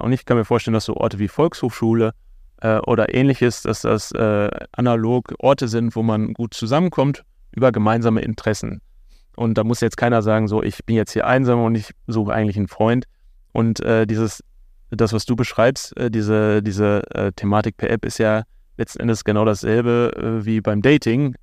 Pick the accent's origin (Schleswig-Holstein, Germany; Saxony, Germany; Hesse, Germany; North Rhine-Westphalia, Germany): North Rhine-Westphalia, Germany; Bochum; mir als Bochumer ganz wichtig, dass man auch ein bisschen über die tollen Menschen in meiner Heimatstadt äh, lernt